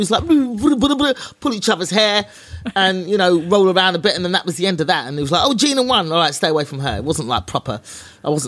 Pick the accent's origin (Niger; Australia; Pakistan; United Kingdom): United Kingdom; England; born there